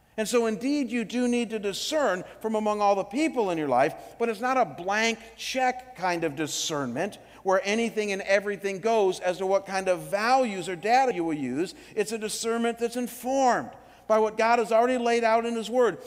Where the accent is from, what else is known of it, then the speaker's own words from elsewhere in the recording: Cleveland, Ohio, United States; my hometown in Cleveland